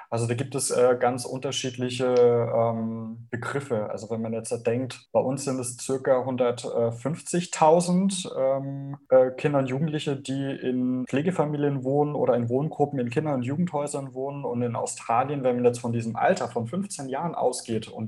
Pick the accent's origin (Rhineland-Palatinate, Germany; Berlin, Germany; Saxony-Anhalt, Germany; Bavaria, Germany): Bavaria, Germany; ich komme ja aus Bayern, ich kenne es jetzt auch noch so ein bisschen